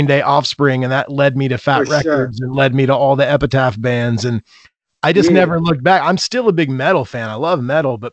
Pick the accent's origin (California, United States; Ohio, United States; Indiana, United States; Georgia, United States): Indiana, United States; I grew up in Indiana, I moved away and then I came back when I had kids